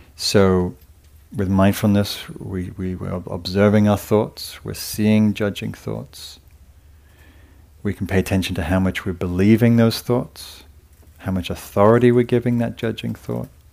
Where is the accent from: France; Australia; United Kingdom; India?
United Kingdom; England; being English